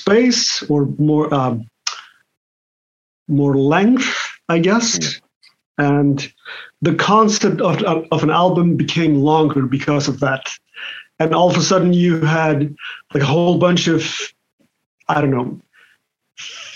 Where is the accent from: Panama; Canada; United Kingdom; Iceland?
Iceland; Patreksfjörður, Westfjords; I grew up in Patrikshire in the Westfjords, and that's where the whole music thing started for me